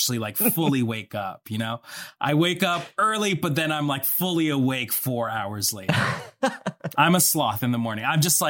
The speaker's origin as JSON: {"language": "English", "country": "Colombia", "tie": "born or raised there", "moved": "yes", "said": "I was born in Colombia. And raised there."}